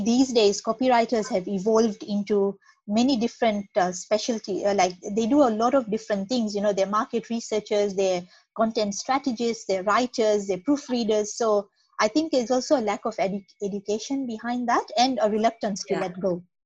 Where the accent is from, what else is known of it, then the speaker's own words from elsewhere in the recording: Kenya; moved away as an adult; also born or lived in Nairobi / Perth, Western Australia; now in Australia; I'm from Kenya, which is in East Africa.